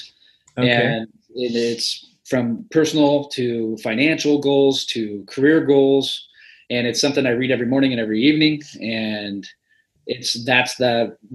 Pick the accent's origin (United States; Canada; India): United States; Midwest; I'm from the Midwest